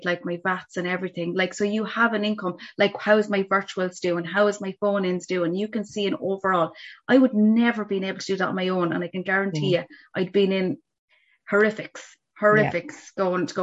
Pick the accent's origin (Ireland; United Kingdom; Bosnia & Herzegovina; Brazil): Ireland; Laois; moved away; I'm from Leash originally